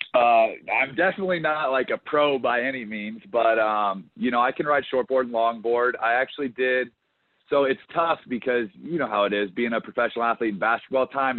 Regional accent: Colorado, United States; moved away as an adult; also born or lived in Charleston, South Carolina; I grew up in Colorado where there was zero surfing

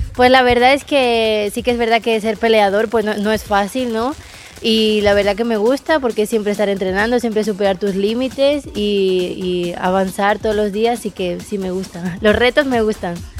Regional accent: Castelldefels, Catalonia, Spain; also born or lived in Buenos Aires, Argentina; now in United States; mi mamá y mi familia y mi mamá son de España y yo nací en España

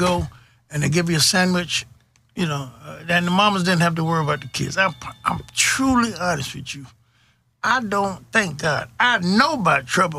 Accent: Jacksonville, Florida, United States; moved away; also born or lived in Houston, Texas; Well, I'm a Floridian. You know, we're kind of proud of that. I grew up in Jacksonville, Florida. Graduated from William & Marines High School. But the neighborhood that I was in, we didn't have street lights at night.

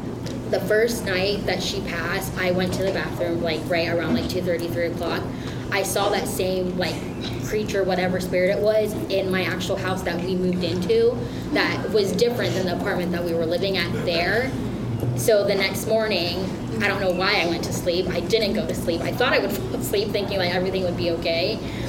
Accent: Philippines; I'm Filipino, so I have a big...

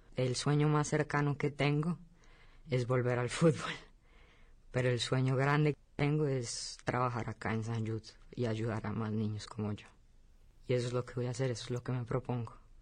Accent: Bogotá, Colombia; Yo soy de Bogotá, Colombia

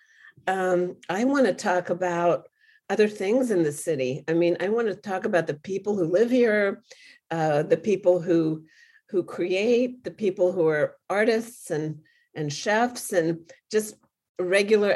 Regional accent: Washington, District of Columbia, United States; moved away as an adult; now in Tijuana, Mexico; I'm from Washington, D.C.

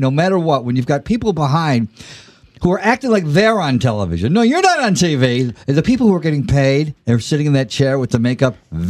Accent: Los Angeles, California, United States; I grew up in L.A. I know actors.

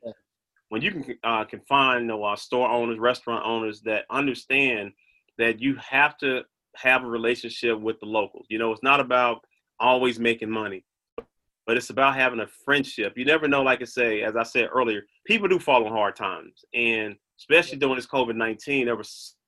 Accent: Brownsville, Tennessee, United States; I'm from Brownsville. So I was always a homegrown kid that really just loved being there

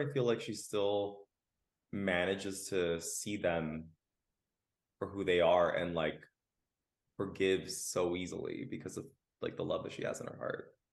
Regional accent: Los Angeles, California, United States; I'm a Los Angelino, born and raised. I come from a Mexican Nicaraguan family

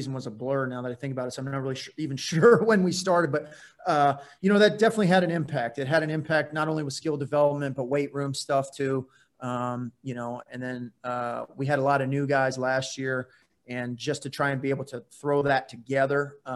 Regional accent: Phoenix, Arizona, United States; now in Portland, United States; I'm from Phoenix

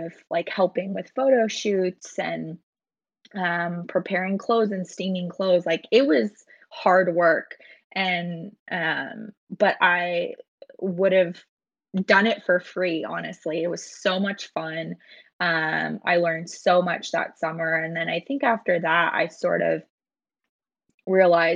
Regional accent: Portland, Oregon, United States; I actually grew up here in Portland too.

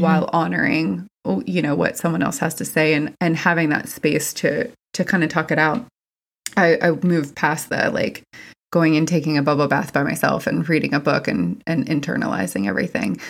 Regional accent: West Virginia, United States; I'm from West Virginia. It's very, very white.

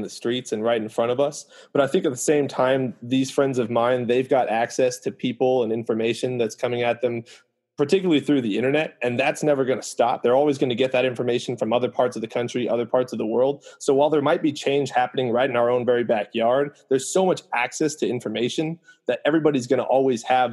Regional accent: Santa Barbara, California, United States; also born or lived in West Coast; I grew up in Santa Barbara, for instance, where we have a very, very small Black population.

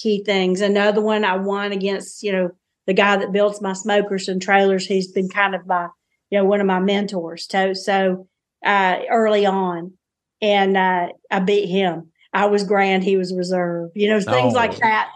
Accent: the South, United States; I'm a Southerner

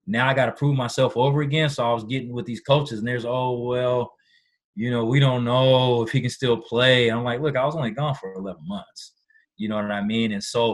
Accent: Washington, United States; back at home in Washington

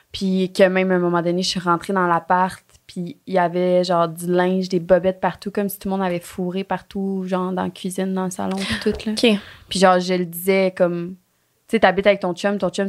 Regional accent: Thetford Mines, Quebec, Canada; now in Sherbrooke, Canada; L'année passée, j'ai déménagé avec une de mes bonnes amies à Sherbrooke pour l'université. On vient tous les deux de Thetford Mines. Oh, je dis-tu comme il faut? Thetford Mines, oui.

